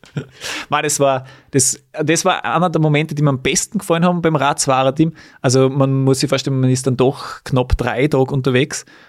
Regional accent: Weiz, Styria, Austria; in Weiz, in meiner Heimat

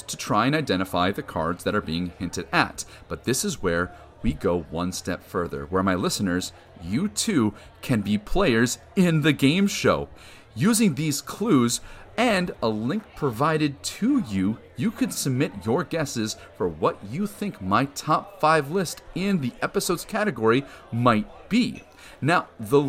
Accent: Wisconsin, United States; moved away; I'm originally from Wisconsin

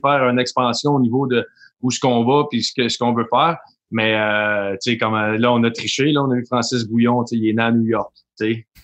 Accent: Montreal area, Quebec, Canada; on vient d'arriver sur de Montréal les deux

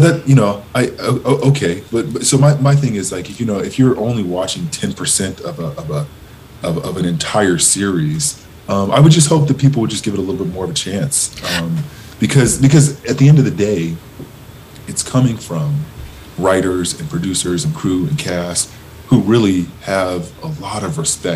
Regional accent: Southern California, United States; I grew up in Southern California really enamored with the Lakers

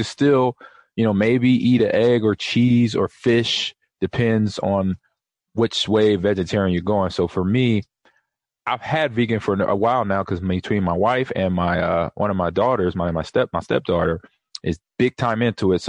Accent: Nebraska, United States; I'm from Nebraska

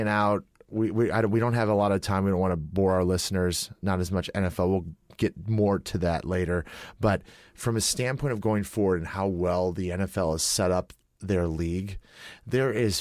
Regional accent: Midwest, United States; accent: Midwest; I grew up in the Midwest.

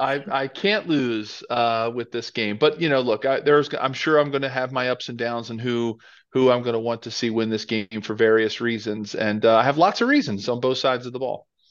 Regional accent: Philadelphia, Pennsylvania, United States; I grew up in Philadelphia

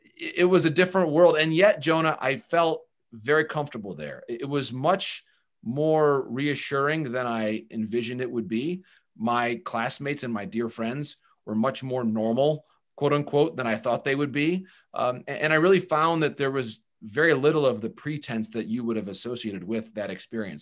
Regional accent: Bay City, Michigan, United States; moved away as an adult; also born or lived in Marquette, Michigan / Essexville, Michigan; I was born in Marquette, so I was born in the U P. And then I grew up in the Bay City area. I, I went to high school in a, in a town called Essexville, Michigan

